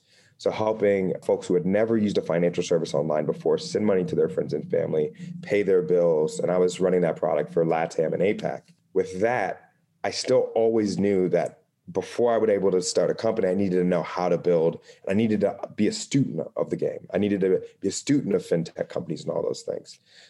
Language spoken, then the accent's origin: English; Dayton, Ohio, United States; So for me, I'm originally from Ohio. So a Midwestern city called Dayton, Ohio. I'm super proud of it.